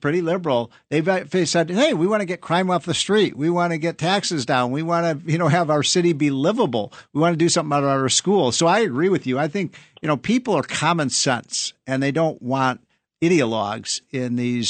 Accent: Chicago, Illinois, United States; Yeah, I'm a Chicagoan.

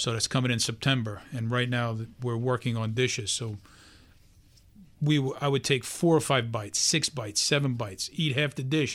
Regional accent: New York City, New York, United States; a regular guy, born and raised in Brooklyn

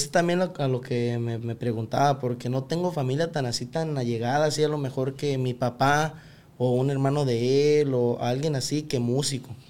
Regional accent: Tequila, Jalisco, Mexico; Tequila, Jalisco.

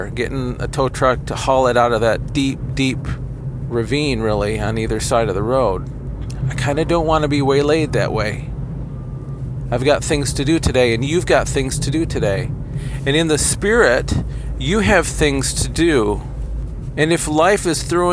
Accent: Kalamazoo, Michigan, United States; I'd commute back into my hometown of Kalamazoo

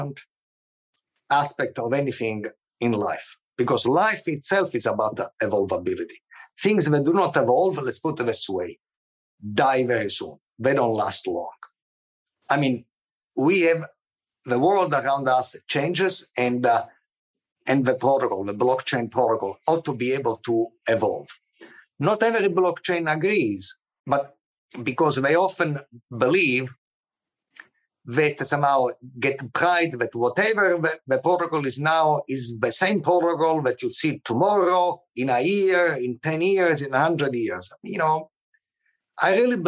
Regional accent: Palermo, Sicily, Italy; moved away; also born or lived in Agrigento; I was born in Palermo, but I lived, you know, in Agrigento for a few years

